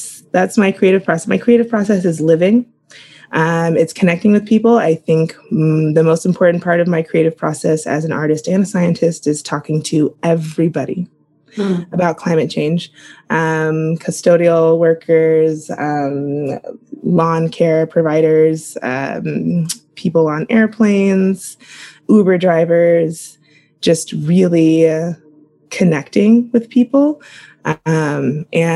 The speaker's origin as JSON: {"language": "English", "region": "Oklahoma", "country": "United States", "tie": "born or raised there", "also_born_or_lived": "California / Kansas / Washington, D.C.", "moved": "as an adult", "lives_now": "San Diego, United States", "said": "I grew up in Oklahoma, K through 12"}